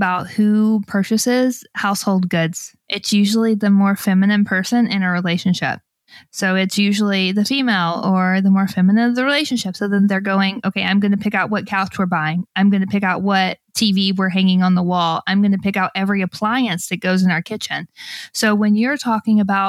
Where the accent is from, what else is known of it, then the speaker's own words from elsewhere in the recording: Alabama, United States; I grew up in Alabama